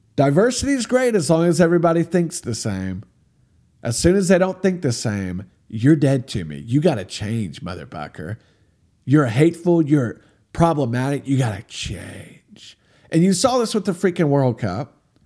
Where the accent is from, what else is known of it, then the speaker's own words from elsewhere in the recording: United States; I'm from America